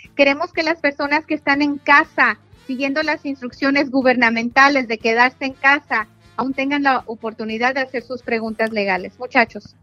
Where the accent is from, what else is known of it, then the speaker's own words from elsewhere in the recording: Jalisco, Mexico; Soy de Jalisco